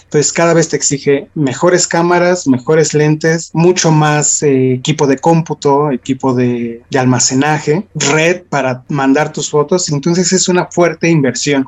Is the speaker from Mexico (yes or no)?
yes; Mexico City, Mexico; en el caso de la Ciudad de México, que es donde, de donde soy